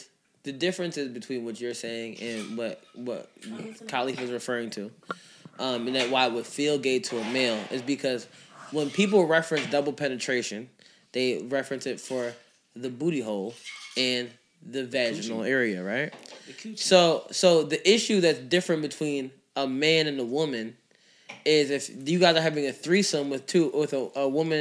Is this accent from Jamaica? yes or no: yes; Jamaica; me being Jamaican